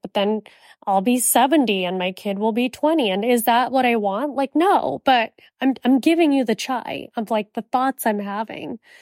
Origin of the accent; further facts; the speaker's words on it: Miami, Florida, United States; I'm from Miami